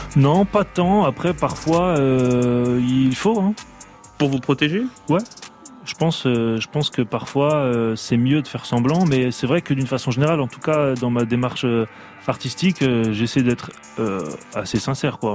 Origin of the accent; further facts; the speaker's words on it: Hauts-de-France, France; Je viens du nord de la France